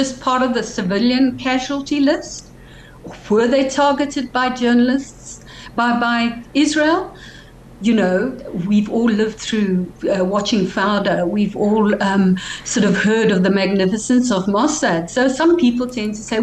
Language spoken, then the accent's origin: English; Cape Town, Western Cape, South Africa; growing up in Sea Point